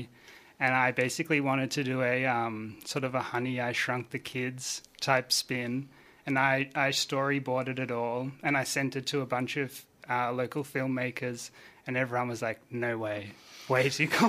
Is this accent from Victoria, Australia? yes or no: yes; Phillip Island, Victoria, Australia; now in Melbourne, Australia; when I moved to Melbourne from Phillip Island, I was like finding out about all the great Melbourne music